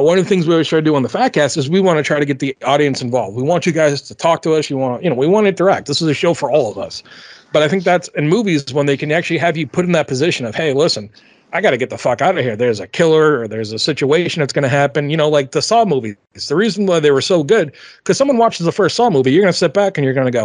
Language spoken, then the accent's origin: English; tri-state area, United States; I'm from, you know, the Tri-Cities, you know, I'm from the Tri-States, not Tri-Cities, Tri-State.